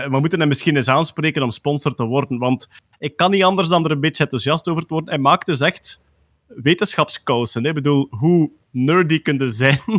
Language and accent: Dutch; Belgium; Altijd tof hè, als wij als Belgen bevestiging krijgen dat we bestaan.